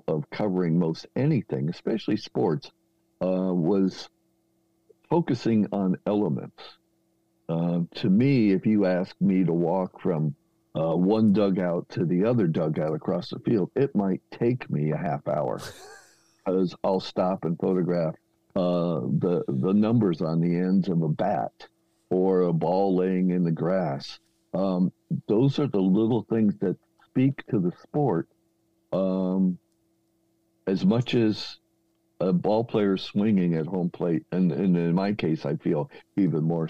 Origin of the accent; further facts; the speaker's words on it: New Jersey, United States; moved away as an adult; also born or lived in Santa Barbara, California; I'm in New Jersey at the time, born and raised.